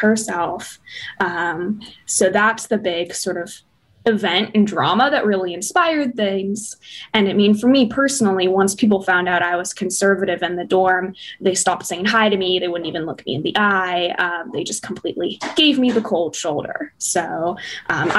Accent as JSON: {"language": "English", "town": "Columbus", "region": "Ohio", "country": "United States", "moved": "as an adult", "lives_now": "Chicago, United States", "said": "I'm from Columbus, Ohio"}